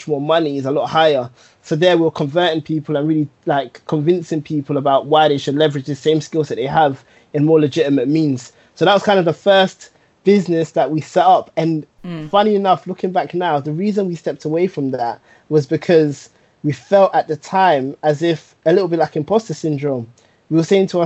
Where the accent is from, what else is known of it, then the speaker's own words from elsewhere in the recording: London, United Kingdom; growing up in Tottenham, I lived in an area called Northumberland Park